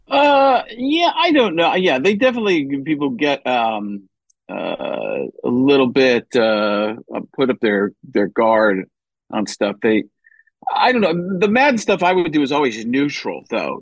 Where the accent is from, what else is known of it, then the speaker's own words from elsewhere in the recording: Milwaukee, Wisconsin, United States; also born or lived in Chicago; I was born in Chicago, but grew up in Milwaukee.